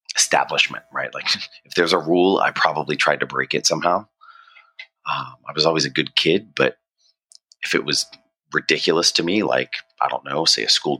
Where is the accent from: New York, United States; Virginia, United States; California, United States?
Virginia, United States; Norfolk; moved away as an adult; also born or lived in Richmond, Virginia; I'm actually from Virginia. I was born in Richmond, so a little bit away from where you're at now. And I moved to Norfolk right after 9/11